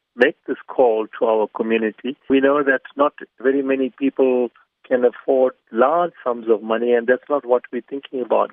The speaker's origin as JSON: {"language": "English", "country": "South Africa", "said": "my life as a South African"}